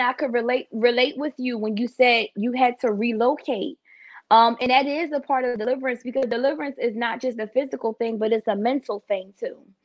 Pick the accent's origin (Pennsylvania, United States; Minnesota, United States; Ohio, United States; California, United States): Pennsylvania, United States; Philadelphia; moved away; I'm originally from Philadelphia